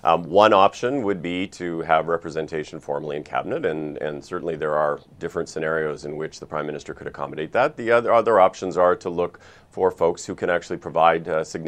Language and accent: English; Saskatchewan, Canada; I grew up in Saskatchewan. I went to university in Saskatchewan. I worked for the Premier of Saskatchewan. I did intergovernmental affairs for Saskatchewan.